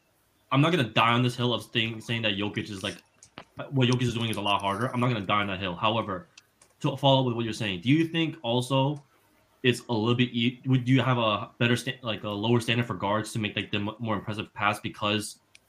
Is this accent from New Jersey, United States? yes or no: yes; New Jersey, United States; I grew up in New Jersey. That's all I watched.